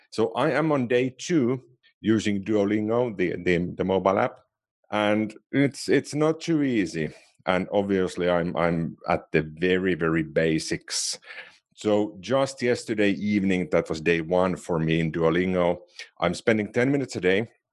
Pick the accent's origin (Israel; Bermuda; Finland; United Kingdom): Finland; first language Finnish; English is a second language; I do know Finnish, which is my native language.